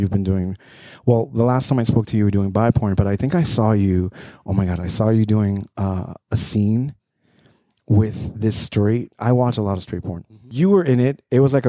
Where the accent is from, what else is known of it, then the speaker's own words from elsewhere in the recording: West New York, New Jersey, United States; I grew up in West New York, but that's in New Jersey. West New York, New Jersey.